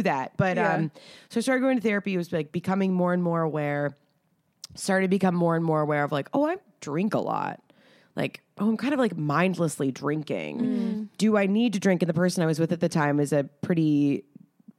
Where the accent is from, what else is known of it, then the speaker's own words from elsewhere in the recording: Atlanta, Georgia, United States; moved away; I'm from Atlanta